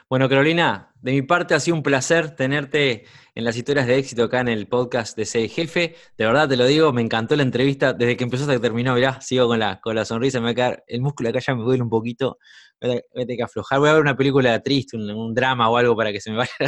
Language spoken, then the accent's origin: Spanish; Uruguay; cinco años viviendo en mi país, en Uruguay